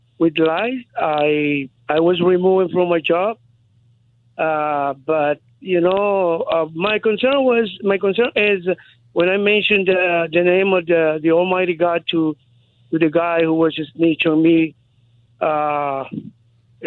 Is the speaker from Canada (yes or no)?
no; Guatemala; moved away; I'm Guatemalan. I'm from Guatemala